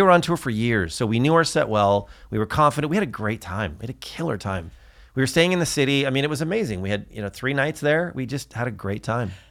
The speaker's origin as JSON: {"language": "English", "town": "Newport Beach", "region": "California", "country": "United States", "said": "we're from Newport Beach"}